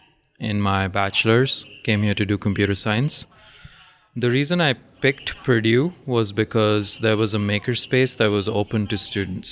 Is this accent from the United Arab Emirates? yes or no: yes; Dubai, United Arab Emirates; So I grew up in Dubai, at least a few years in Dubai, from fifth grade till graduation of high school.